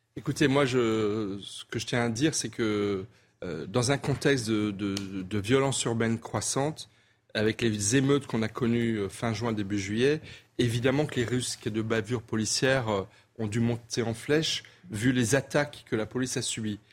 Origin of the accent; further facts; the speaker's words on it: Wintzenheim, Grand Est, France; also born or lived in Colmar; je suis colmarien et j'ai grandi à Winsenheim en partie